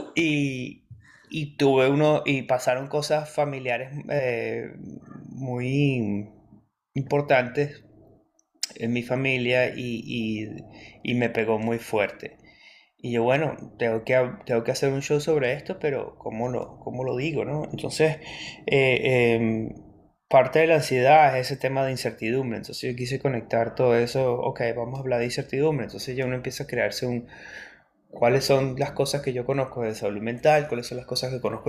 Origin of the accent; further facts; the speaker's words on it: Venezuela; moved away as an adult; also born or lived in Adelaide, Australia; now in Melbourne, Australia; yo soy venezolano